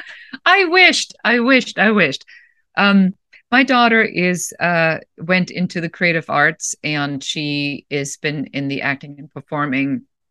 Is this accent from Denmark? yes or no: no; Germany; moved away as an adult; also born or lived in Los Angeles, United States; now in United States; I'm originally from Germany